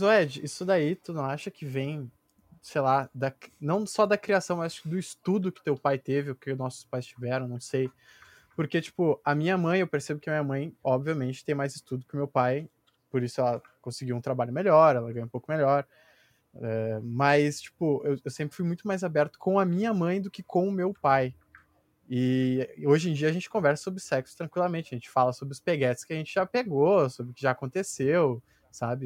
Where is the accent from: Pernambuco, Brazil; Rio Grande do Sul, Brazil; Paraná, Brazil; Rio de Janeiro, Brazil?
Rio Grande do Sul, Brazil; Porto Alegre; Porto Alegre